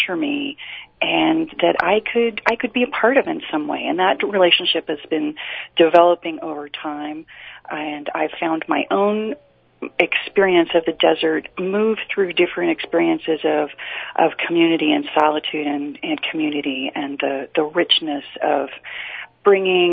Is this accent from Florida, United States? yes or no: no; Utah, United States; also born or lived in New York City; I have lived in Utah since grade school. I was born in New York City